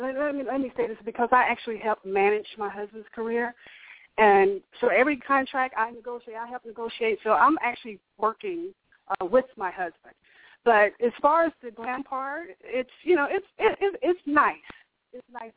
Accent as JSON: {"language": "English", "region": "Alabama", "country": "United States", "said": "I'm from the country. I'm from Alabama."}